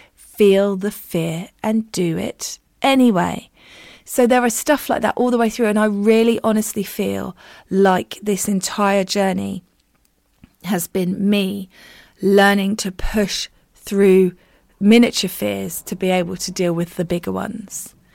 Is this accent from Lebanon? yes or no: no; United Kingdom; as a Brit